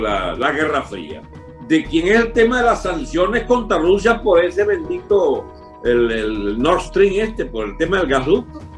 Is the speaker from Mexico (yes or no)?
no; Venezuela